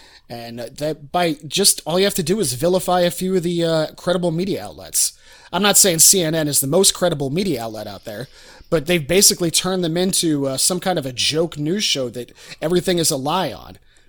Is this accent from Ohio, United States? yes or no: yes; rural Ohio, United States; moved away; most of my hometown, you know, it's a complete echo chamber.